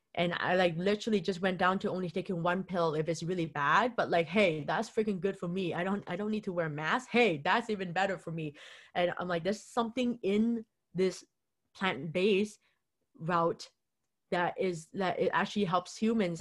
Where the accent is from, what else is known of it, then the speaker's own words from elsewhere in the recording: Vancouver, British Columbia, Canada; I'm here in, from Vancouver